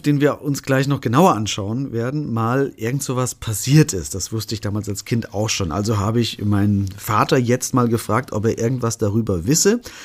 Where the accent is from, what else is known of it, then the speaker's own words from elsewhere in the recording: Künzell, Hesse, Germany; Künzel, ja. meine Heimatgemeinde in der ich aufgewachsen bin.